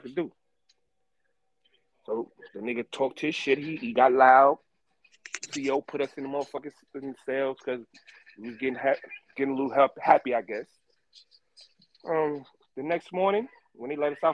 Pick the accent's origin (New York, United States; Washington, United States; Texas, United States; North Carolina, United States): New York, United States; New York City; moved away as an adult; also born or lived in Greenville, South Carolina; I'm from Brooklyn